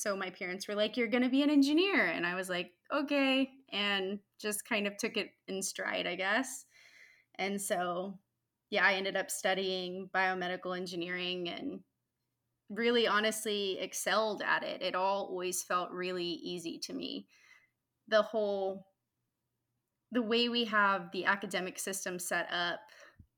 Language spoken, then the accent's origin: English; Houston, Texas, United States; I grew up in Houston